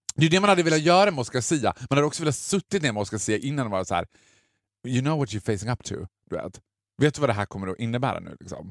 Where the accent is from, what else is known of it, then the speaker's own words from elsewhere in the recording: Borlänge, Dalarna County, Sweden; Det var ett, ett sommarnöje när jag var liten i Borlänge